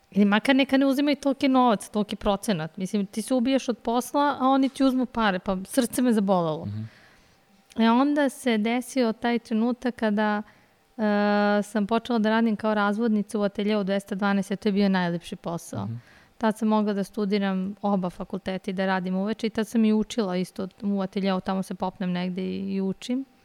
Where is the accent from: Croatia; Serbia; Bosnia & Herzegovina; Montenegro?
Serbia; Belgrade; Kao rođena Beograđanka.